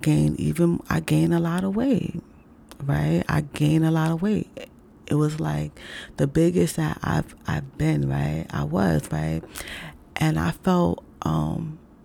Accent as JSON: {"language": "English", "town": "New York City", "region": "New York", "country": "United States"}